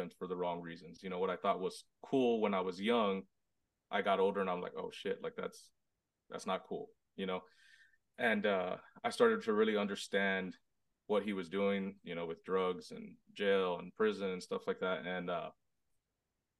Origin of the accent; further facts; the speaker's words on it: Robstown, Texas, United States; I'm from Robstown, Texas, Hispanic, born and raised, super small town, right outside Corpus Christi